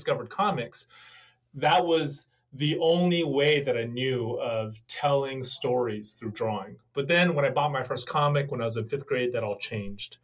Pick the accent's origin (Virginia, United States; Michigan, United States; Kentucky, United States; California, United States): California, United States; San Francisco Bay Area; I was born and raised in the San Francisco Bay Area, and I feel like I've lived my entire life in this hour radius. So I grew up in the South Bay